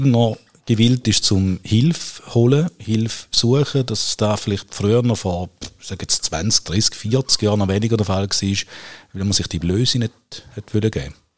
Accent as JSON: {"language": "German", "country": "Switzerland", "said": "bei uns in der Schweiz"}